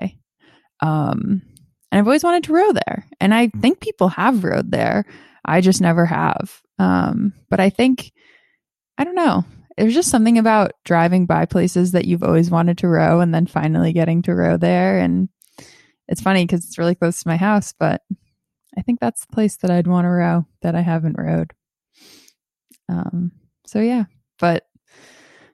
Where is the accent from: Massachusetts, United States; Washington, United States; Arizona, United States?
Massachusetts, United States; Boston; I grew up in Boston